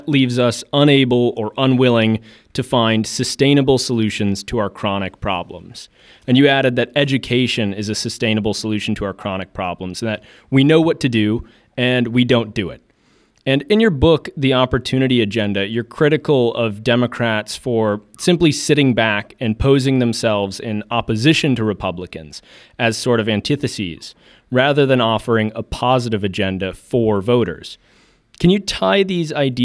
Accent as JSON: {"language": "English", "town": "Kansas City", "region": "Missouri", "country": "United States", "tie": "born or raised there", "said": "my hometown, Kansas City"}